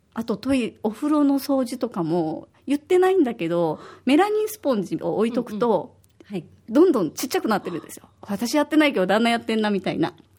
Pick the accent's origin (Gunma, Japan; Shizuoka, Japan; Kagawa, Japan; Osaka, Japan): Osaka, Japan; now in Okinawa, Japan; 私は大阪出身で